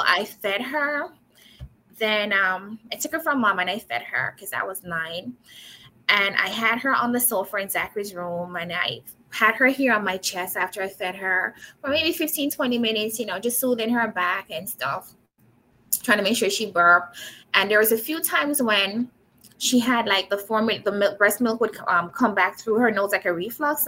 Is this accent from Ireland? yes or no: no; Manchester, Jamaica; moved away; I was born and raised in Manchester, Jamaica